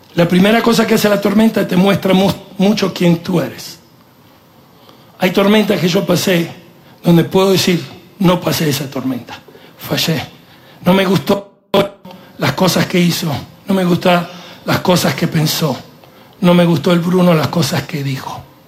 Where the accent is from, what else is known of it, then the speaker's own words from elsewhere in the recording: Italy; moved away; yo soy italiano, en la cultura nuestra el machismo es parte de la cultura